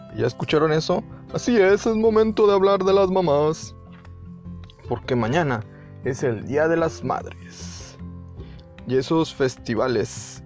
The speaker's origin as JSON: {"language": "Spanish", "country": "Mexico", "said": "Yo soy mexicano"}